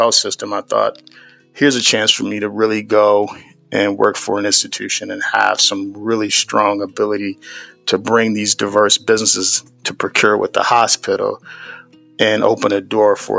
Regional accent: Cleveland, Ohio, United States; I grew up in the Midwest from Cleveland, Ohio

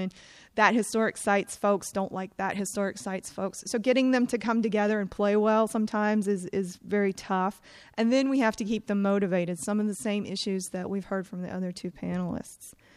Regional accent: Eastern North Carolina, United States; I'm from Eastern North Carolina

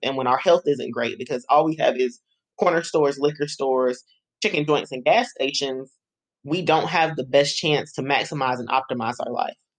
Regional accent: Greensboro, North Carolina, United States; I am born and raised in Greensboro

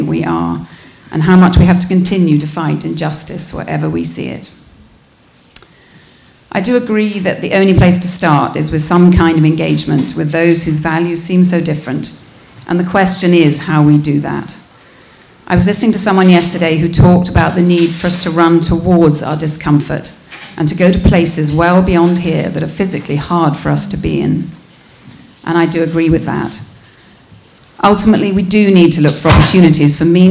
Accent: United Kingdom; moved away; As you can probably recognize, I am from Britain.

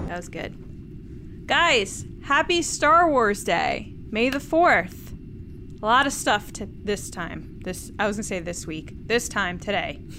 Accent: Redding, Connecticut, United States; Reading, Connecticut, and that's my hometown.

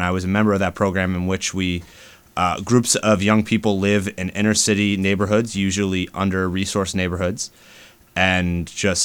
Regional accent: the North, United States; I'm also from the North.

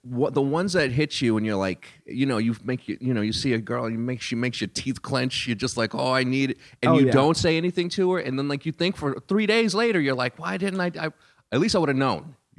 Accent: New York, United States; I grew up in New York in the late 70s and early 80s

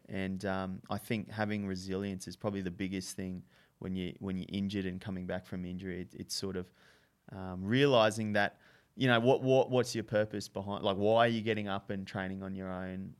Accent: Brisbane, Queensland, Australia; from Brisbane originally.

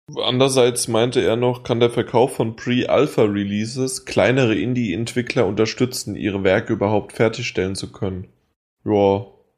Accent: Hesse, Germany; ich bin Hesse.

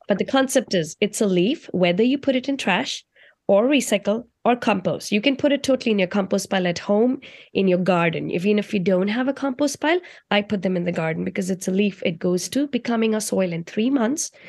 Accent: India; moved away; I grew up in India, and growing up in India, I was very close to my culture

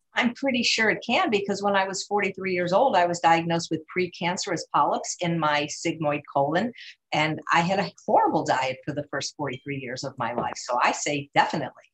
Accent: Chicago, Illinois, United States; my hometown of Chicago, Illinois

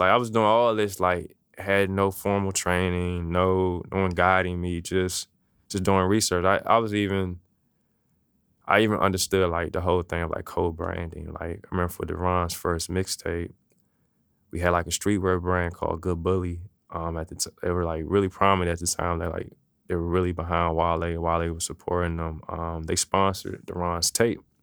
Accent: Maryland, United States; also born or lived in Washington, D.C.; now in Richmond, United States; I was born in Washington, D C, um, grew up in Maryland, so really kinda back and forth

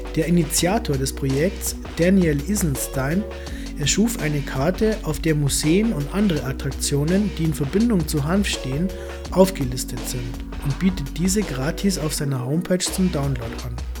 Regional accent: near Hanftal / Laa an der Thaya, Lower Austria, Austria; born or raised there

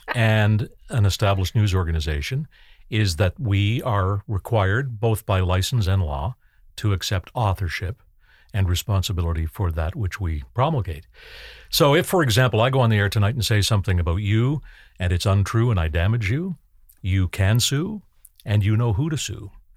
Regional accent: Canada; I grew up in Canada in the nineteen sixties and nineteen seventies

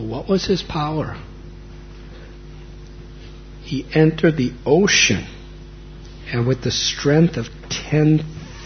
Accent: United States; moved away; I was born and raised in America

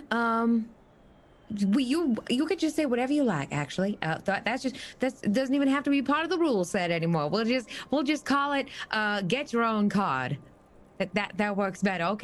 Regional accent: Baton Rouge, Louisiana, United States; I come from Baton Rouge, and we don't mess around with our sweet tea.

